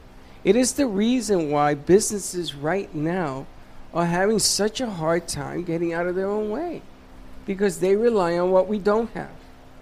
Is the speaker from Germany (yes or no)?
no; Puerto Rico; I told you when I came from Puerto Rico and I watched The Who?